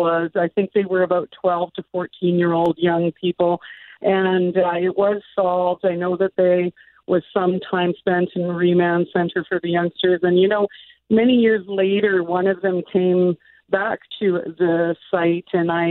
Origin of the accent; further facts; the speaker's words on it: Winnipeg, Manitoba, Canada; I grew up in St. Norbert